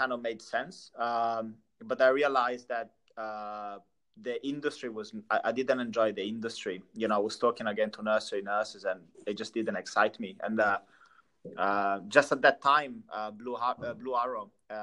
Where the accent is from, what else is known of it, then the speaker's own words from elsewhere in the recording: Italy; English is a second language; moved away as an adult; also born or lived in London; I'm Italian, first of all. So grew up in Italy, I lived there since I was 23, 24